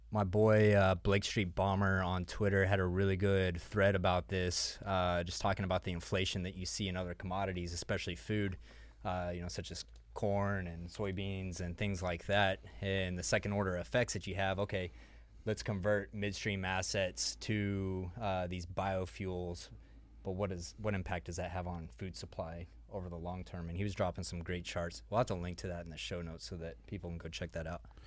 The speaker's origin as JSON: {"language": "English", "region": "Texas", "country": "United States", "said": "I say Evergrande because I'm from Texas"}